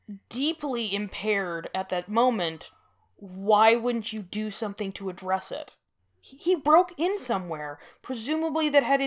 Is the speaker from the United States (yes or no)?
no; Canada; As a Canadian with, like, a relentless disregard for my own personal comfort, but not my own personal safety